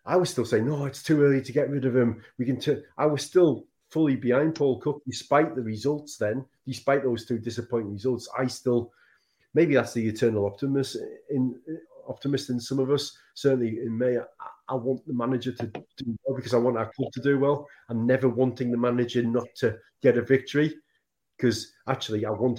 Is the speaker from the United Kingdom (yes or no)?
yes; Sunderland, North East England, United Kingdom; moved away; because it's my hometown club and I know people from the area still